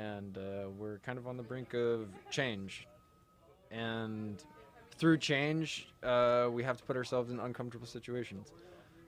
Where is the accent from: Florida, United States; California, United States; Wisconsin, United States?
California, United States; Orange County; I grew up Orange County. I'm OG surfer.